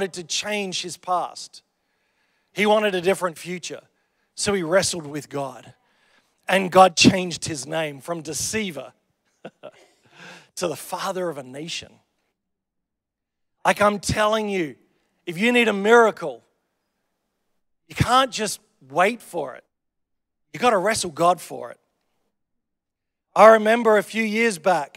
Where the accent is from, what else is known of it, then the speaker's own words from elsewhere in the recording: Australia; I'm Australian